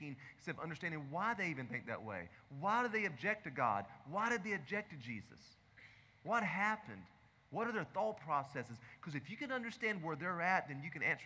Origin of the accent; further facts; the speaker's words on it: the South, United States; I grew up in the South